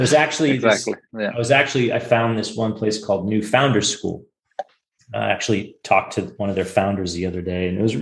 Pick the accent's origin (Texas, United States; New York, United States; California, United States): California, United States; Silicon Valley; I grew up in Silicon Valley